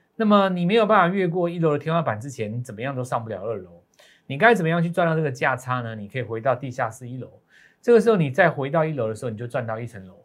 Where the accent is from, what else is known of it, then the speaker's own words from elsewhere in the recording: Taiwan; 我们在台湾长大的